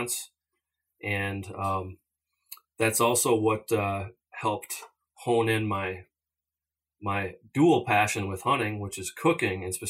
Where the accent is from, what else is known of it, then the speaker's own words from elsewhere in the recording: Minnesota, United States; growing up in Minnesota and not having traveled out west till a later age